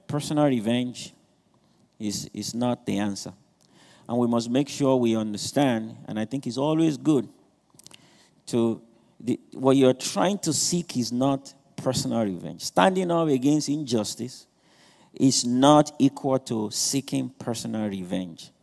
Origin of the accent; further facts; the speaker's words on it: Nigeria; moved away; I'm not trying to run away from being Nigerian. I'm not trying to change my accents